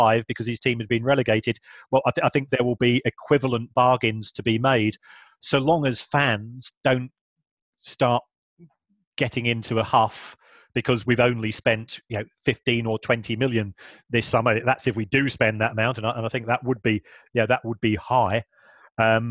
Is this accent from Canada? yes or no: no; London, United Kingdom; I was born in South London myself